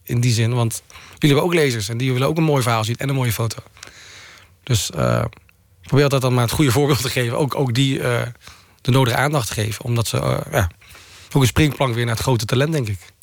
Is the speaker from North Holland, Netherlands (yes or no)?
no; Walcheren, Zeeland, Netherlands; moved away; also born or lived in North Brabant; ik kom van Walcheren, wat vrij hervormd en protestant is